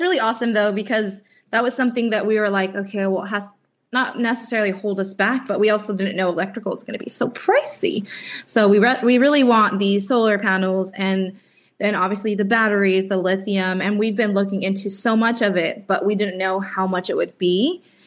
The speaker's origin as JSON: {"language": "English", "region": "California", "country": "United States", "moved": "yes", "said": "we were from California"}